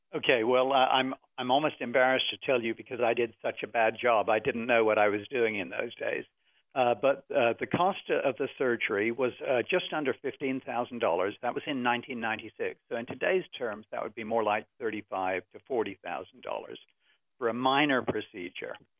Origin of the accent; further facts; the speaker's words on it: England, United Kingdom; now in United States; as an Englishman